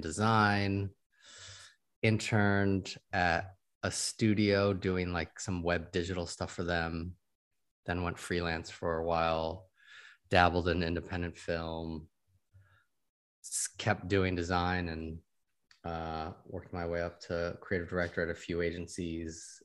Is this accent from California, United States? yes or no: yes; Sacramento, California, United States; moved away as an adult; also born or lived in Taipei; now in Los Angeles, United States; I was born and raised in Sacramento.